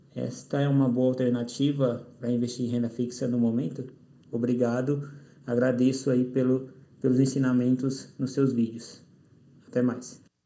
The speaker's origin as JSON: {"language": "Portuguese", "town": "Matão", "region": "São Paulo", "country": "Brazil", "said": "sou da cidade de Matão, interior de São Paulo"}